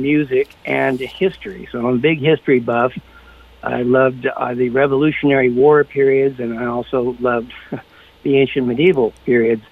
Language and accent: English; Los Angeles, California, United States; moved away as an adult; now in Montecito, United States; I'm Los Angeles, born and raised, and managed to come up to Santa Barbara, Montecito, in the early 90s